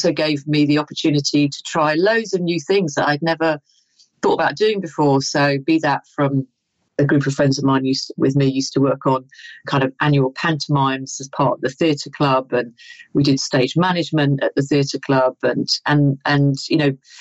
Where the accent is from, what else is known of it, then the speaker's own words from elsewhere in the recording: London, United Kingdom; I am from Tooting in South London